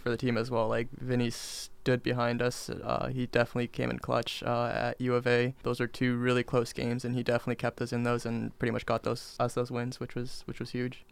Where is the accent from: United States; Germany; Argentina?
United States; Dana Point, California; I'm from Dana Point, California